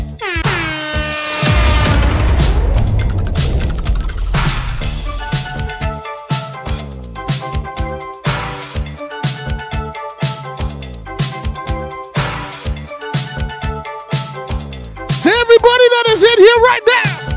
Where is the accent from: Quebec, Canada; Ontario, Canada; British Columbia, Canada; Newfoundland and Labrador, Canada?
Quebec, Canada; Montreal; I'm from Montreal, which is in Canada.